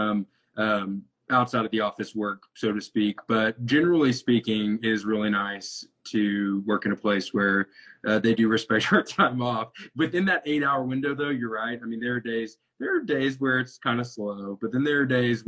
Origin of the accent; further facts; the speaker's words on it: Wichita Falls, Texas, United States; moved away as an adult; also born or lived in Austin, Texas / Tyler, Texas; now in Arkansas, United States; grew up in Wichita Falls, which is almost the Oklahoma border, Texas-Oklahoma border. Spent my entire, you know, childhood there